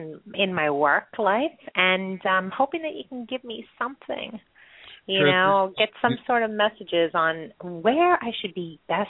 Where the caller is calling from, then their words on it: New York, United States; I'm calling from New York.